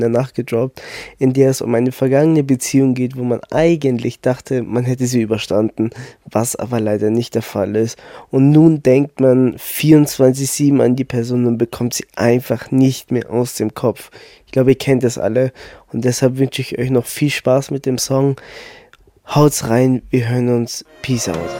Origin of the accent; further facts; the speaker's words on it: Munich, Bavaria, Germany; Ich bin ein 21-jähriger Artist aus München